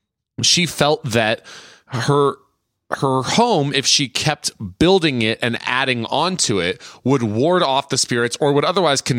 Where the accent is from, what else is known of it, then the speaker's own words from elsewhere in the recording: San Jose, California, United States; I grew up near the Winchester House.